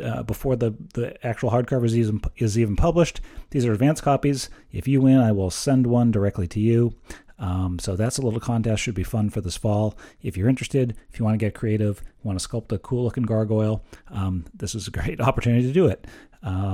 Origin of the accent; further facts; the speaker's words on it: Exeter, New Hampshire, United States; my hometown of Exeter, New Hampshire